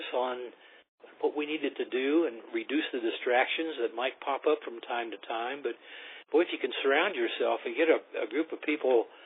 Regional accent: Ames, Iowa, United States; I grew up in Ames just as they did in their own way, I grew up a lot.

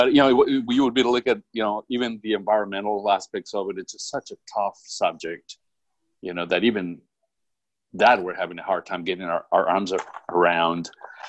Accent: California, United States; now in South Carolina, United States; like I came from California, I now live in South Carolina, but I always thought California, they, you know, kind of had some progressive ideas.

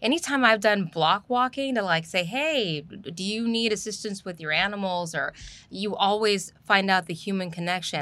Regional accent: Southern California, United States; born or raised there; moved away as an adult; also born or lived in Los Angeles; now in Houston, United States

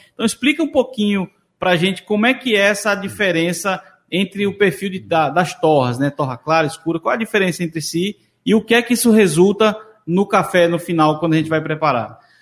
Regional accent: Moreno, Pernambuco, Brazil; eu sou de Moreno

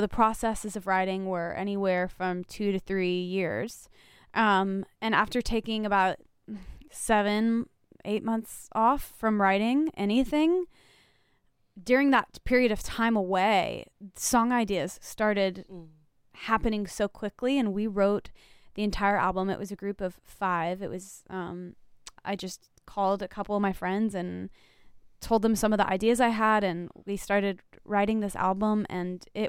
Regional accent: the South, United States; I don't know if it's because I'm a Southerner.

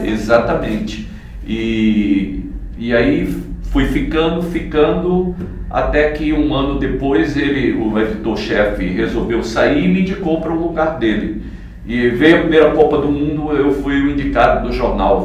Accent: Sertão, Northeast Brazil, Brazil; accent: nordestino; moved away; eu sou nordestino, sou sertanejo, não sou carioca

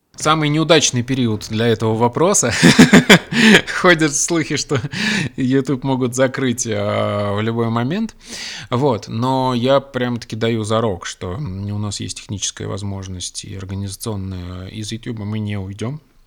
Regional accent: Russia; я родился в России

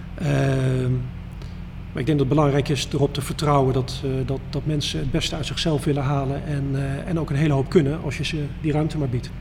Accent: Dieren, Gelderland, Netherlands; moved away; ik kom oorspronkelijk uit Dieren

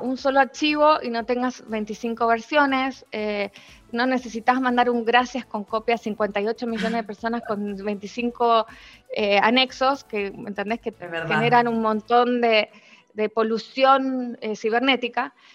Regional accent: Argentina; moved away as an adult; also born or lived in Spain; now in Chile; yo soy argentina, eh, con nacional, doble nacionalidad. Eh, llevo 20 años en este país

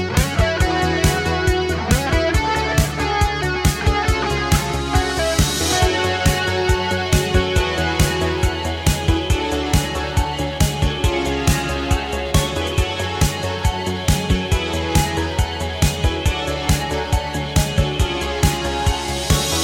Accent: Sheffield, Yorkshire and the Humber, United Kingdom; my hometown of Sheffield

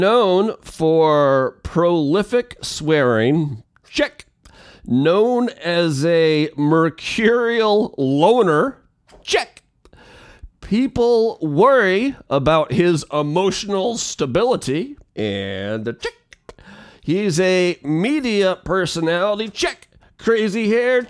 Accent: Spokane, Washington, United States; I call the hometown Spokaloo, but it's really Spokane, Washington

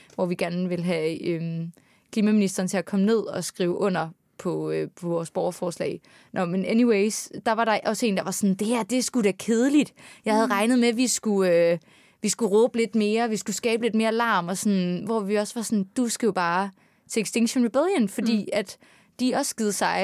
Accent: Aarhus, Central Denmark Region, Denmark; moved away as an adult; now in Copenhagen, Denmark; nu er jeg fra Aarhus

